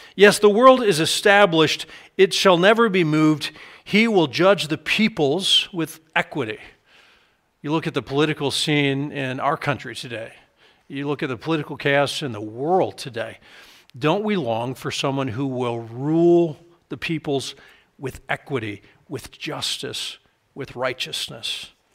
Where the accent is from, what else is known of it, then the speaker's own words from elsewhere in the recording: United States; I'm an American